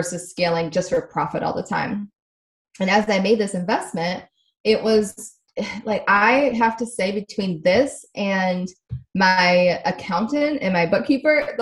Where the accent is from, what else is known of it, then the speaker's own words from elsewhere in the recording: Midwest, United States; also born or lived in Connecticut; now in Southern California, United States; I was born in Connecticut, grew up in the Midwest